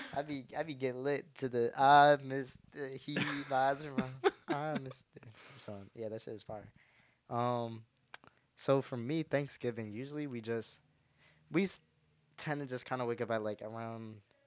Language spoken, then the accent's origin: English; Cleveland, Ohio, United States; I'm from Cleveland, Ohio.